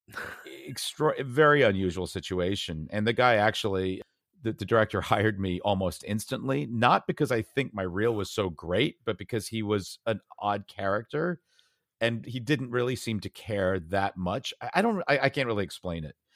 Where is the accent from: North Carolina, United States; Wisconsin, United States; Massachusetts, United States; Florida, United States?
Massachusetts, United States; Brookline; also born or lived in United Kingdom; I grew up mostly in Boston area, Brookline, Massachusetts.